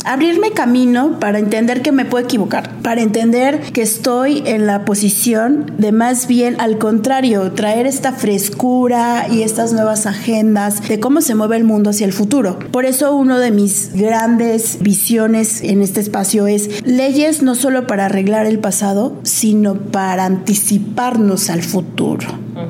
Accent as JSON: {"language": "Spanish", "region": "Morelos", "country": "Mexico", "tie": "born or raised there", "said": "en Morelos, sí, porque crecí en Morelos"}